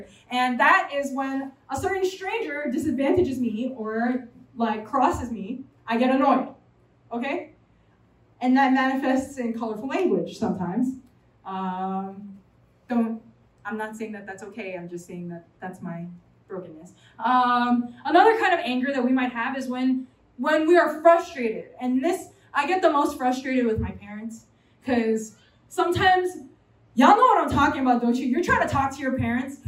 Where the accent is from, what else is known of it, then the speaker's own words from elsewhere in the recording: New York City, New York, United States; I'm a New Yorker, okay? I come from New York City.